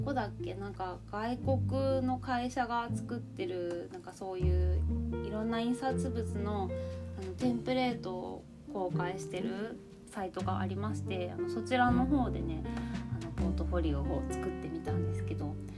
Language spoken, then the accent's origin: Japanese; Yamagata, Japan; 私の地元の山形県